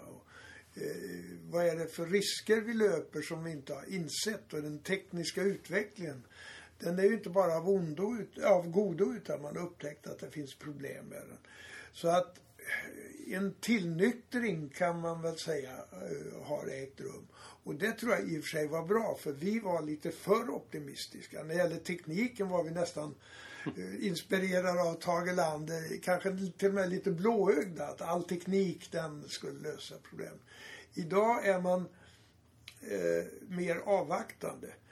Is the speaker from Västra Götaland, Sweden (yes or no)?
yes; Borås, Västra Götaland, Sweden; moved away as an adult; also born or lived in Stockholm / Järfälla; now in Tyresö, Sweden; när jag växte upp i Borås